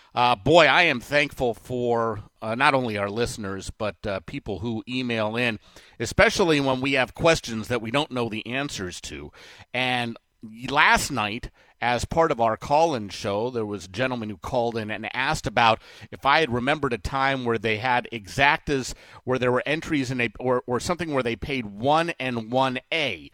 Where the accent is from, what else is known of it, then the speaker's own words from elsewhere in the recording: Southern California, United States; I grew up in Southern California